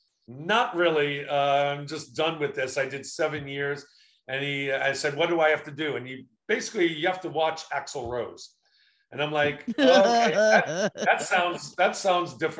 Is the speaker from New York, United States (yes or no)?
yes; Long Island, New York, United States; also born or lived in Queens, New York; I go back to New York because I'm from Long Island, New York